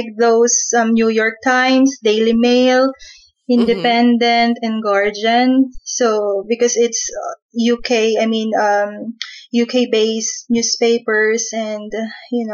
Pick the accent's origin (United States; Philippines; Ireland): Philippines; I am from the Philippines